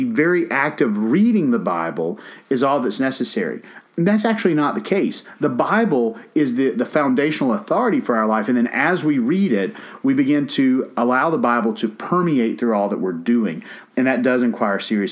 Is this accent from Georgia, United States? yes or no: yes; Georgia, United States; I'm from Georgia.